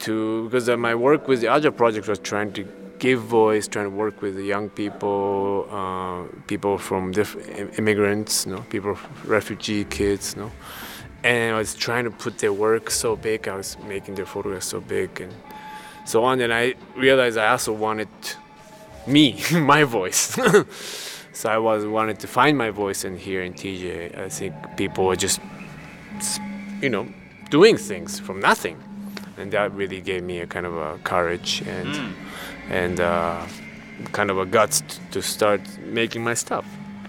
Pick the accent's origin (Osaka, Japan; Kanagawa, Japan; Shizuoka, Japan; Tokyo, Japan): Osaka, Japan; also born or lived in Chicago; now in Germany; Yes, I was born in Japan, in Osaka.